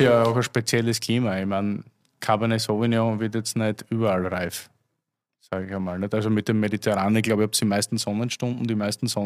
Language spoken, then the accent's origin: German; Austria; Das Problem gab es ja bei uns zu Hause in Österreich auch.